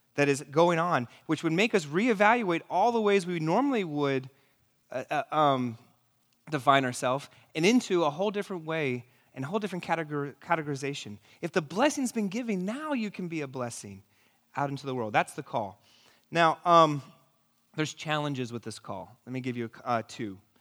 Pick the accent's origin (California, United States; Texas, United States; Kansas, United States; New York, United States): New York, United States; New York City; I'm from New York City